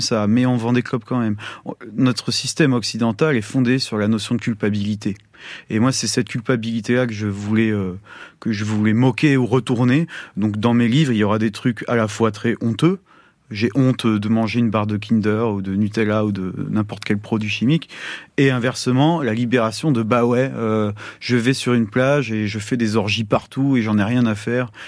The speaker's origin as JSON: {"language": "French", "country": "France", "said": "chez nous, en France"}